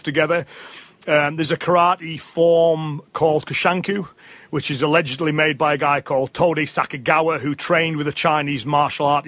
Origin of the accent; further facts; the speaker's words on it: England, United Kingdom; me as an Englishman